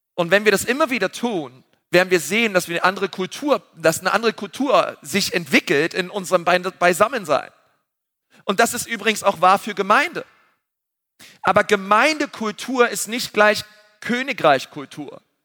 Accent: Berlin, Germany; wir sind Berliner.

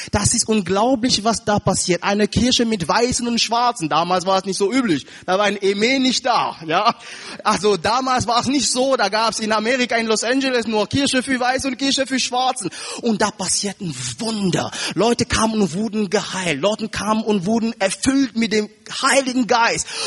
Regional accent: Cameroon; German is a second language; Ich sage euch eins, liebe Geschwister, ich komme aus Kamerun, aus Afrika.

